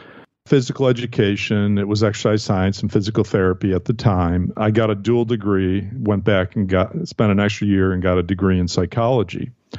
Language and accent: English; East Aurora, New York, United States; Yeah, so I grew up outside of Buffalo, New York, in a small town called East Aurora, New York.